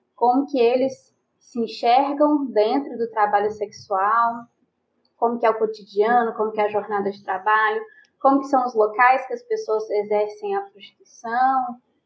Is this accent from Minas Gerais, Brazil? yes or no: yes; Belo Horizonte, Minas Gerais, Brazil; eu sou de BH, eu nasci e criada em Belo Horizonte